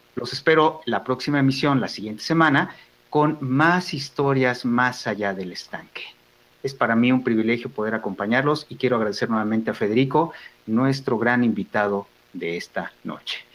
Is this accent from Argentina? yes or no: no; Mexico; nos ayuda como familia, como personas, como mexicanos